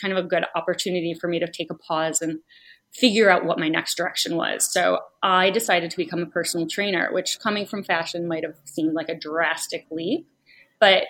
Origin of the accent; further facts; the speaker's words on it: Rochester, New York, United States; now in New York City, United States; I grew up in Rochester, New York, which mm-hmm. is basically in Canada